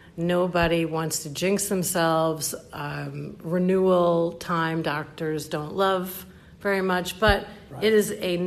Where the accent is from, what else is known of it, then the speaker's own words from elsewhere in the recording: New York, United States; He is a small town boy, and I'm just a New Yorker, you know, and we can still get along.